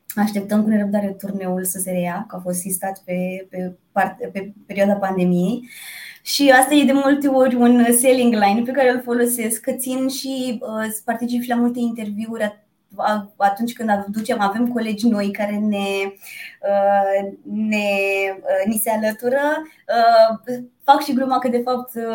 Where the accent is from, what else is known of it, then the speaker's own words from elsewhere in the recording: Piatra Neamț, Neamț County, Romania; now in Bucharest, Romania; am 36 de ani, vin din Piatra Neamț, deci eu uh, ca uh, am căutat visul american la București